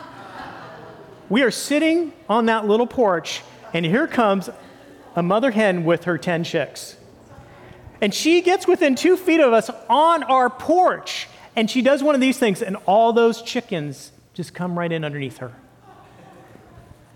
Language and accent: English; Santa Cruz Mountains, California, United States; I grew up with newts in Santa Cruz Mountains area